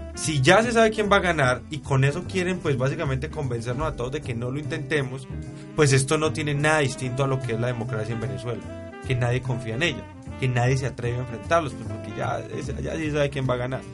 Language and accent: Spanish; Valle del Cauca, Colombia; somos nosotros, los vallecaucanos